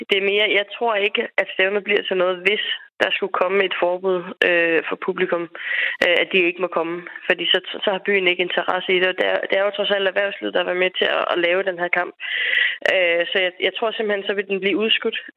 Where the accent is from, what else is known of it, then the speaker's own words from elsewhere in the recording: Denmark; her hjemme i Danmark